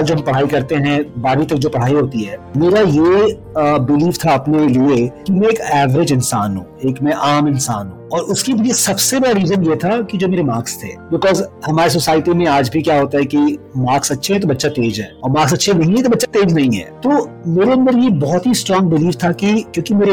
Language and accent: Hindi; Bokaro, Jharkhand, India; मैं झारखंड से आता हूँ मेरे जो मेरा बर्थ प्लेस था वो बोकारो से सिटी है